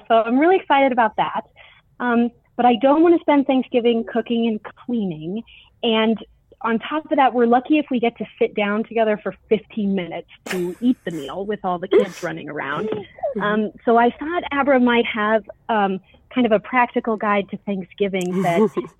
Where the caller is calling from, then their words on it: Colorado, United States; I'm calling from Colorado.